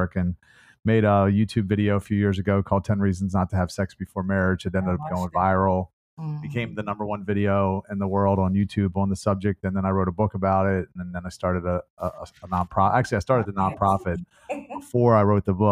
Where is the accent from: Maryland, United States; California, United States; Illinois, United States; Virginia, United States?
Maryland, United States; Baltimore; I was born and raised in Baltimore